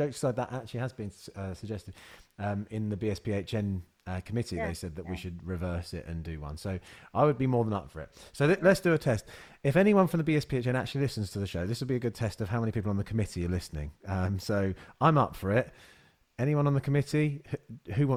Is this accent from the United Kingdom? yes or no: yes; Luton, East of England, United Kingdom; growing up in Luton